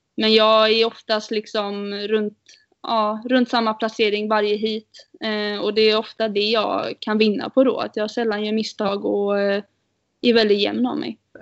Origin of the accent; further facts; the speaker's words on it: Sweden; vi är fyra tjejer från eh, Sverige som kör